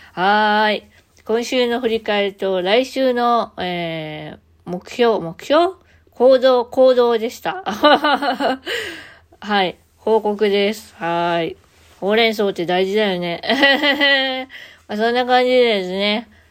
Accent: Kansai, Japan; accent: Kansai-ben

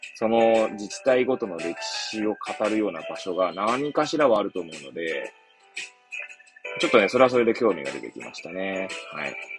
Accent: Hachioji, Tokyo, Japan; moved away as an adult; now in Kamaishi, Japan; 私の生まれ育ったその八王子

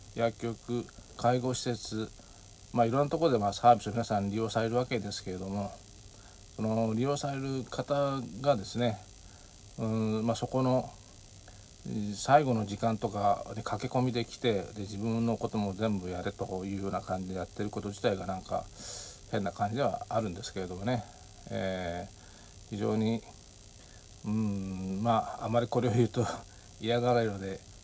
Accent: Japan; moved away as an adult; 日本に帰ってきて

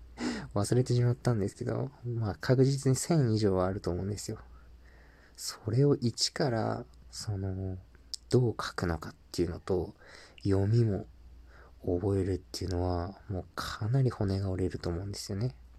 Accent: Japan; also born or lived in Mexico; 日本人としてスペイン語を学ぶ立場でよかった

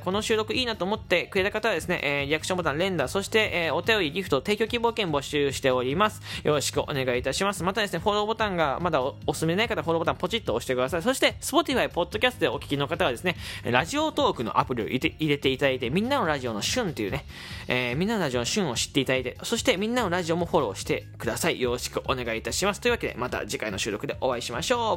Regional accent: Fukuoka, Japan; accent: Hakata dialect; 福岡出身なんですよ

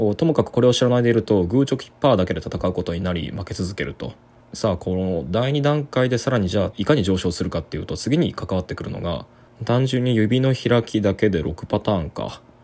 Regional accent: Kyoto, Japan; 京都のあの僕の地元のゲーセン

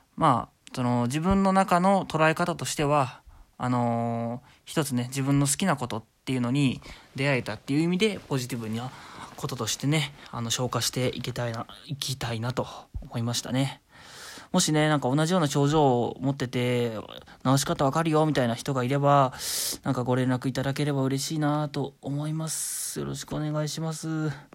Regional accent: Shizuoka, Japan; moved away; 実家は僕静岡なんですけど

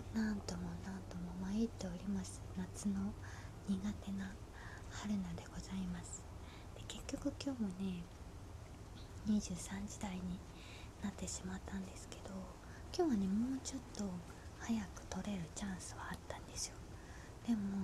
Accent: Osaka, Japan; now in Tokyo, Japan; 私地元が大阪なんですけど

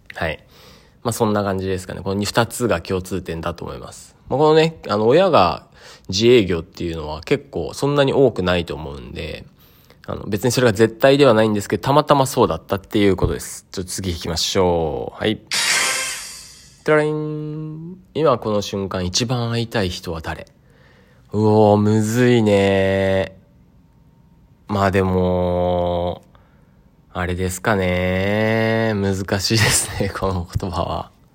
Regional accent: Sado, Niigata, Japan; 僕の実家の佐渡ヶ島

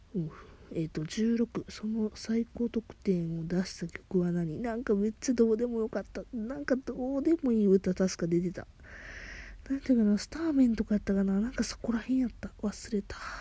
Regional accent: Kansai, Japan; 関西人なんで

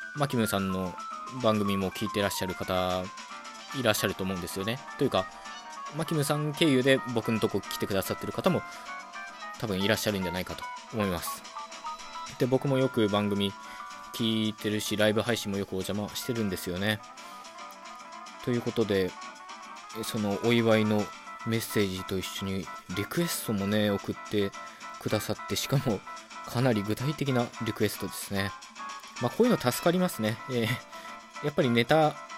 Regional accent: Okayama, Japan; moved away as an adult; now in Tokyo, Japan; 出身は岡山県なんですよで高校卒業と同時に、まあ、上京してきたっていう感じなんですよね

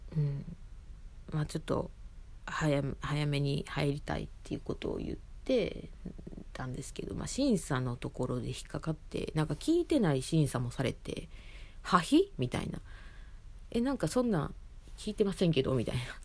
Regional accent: Osaka, Japan; moved away as an adult; now in Tokyo, Japan; その実家がその住んでたところが大阪市内だったっていうこともあり

